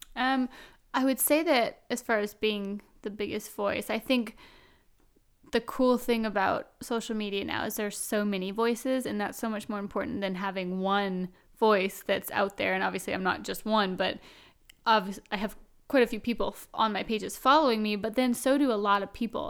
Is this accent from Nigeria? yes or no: no; Vancouver Island, British Columbia, Canada; I'm from out west. I'm from Vancouver Island